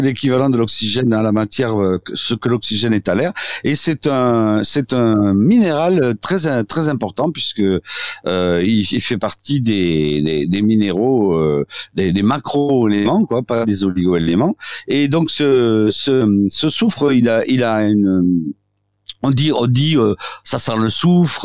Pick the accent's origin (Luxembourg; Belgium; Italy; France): France; south-west France; accent: south-west; moi je suis sud-ouest